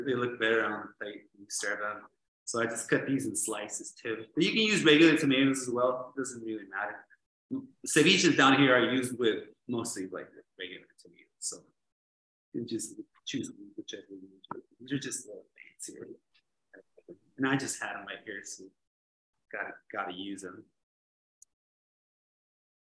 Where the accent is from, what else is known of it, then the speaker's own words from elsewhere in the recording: Tecate, Baja California, Mexico; also born or lived in San Diego, California; I was born in San Diego, but I've lived here in Tecate'S my whole life.